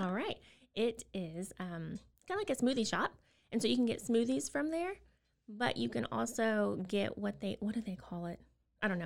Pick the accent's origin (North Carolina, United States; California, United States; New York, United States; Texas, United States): Texas, United States; Austin; moved away as an adult; also born or lived in South Korea; now in Waco, United States; we're originally from Austin